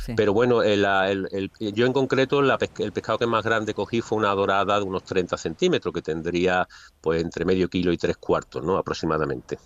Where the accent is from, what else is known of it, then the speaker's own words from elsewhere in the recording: Seville, Andalusia, Spain; yo soy un pescador de Sevilla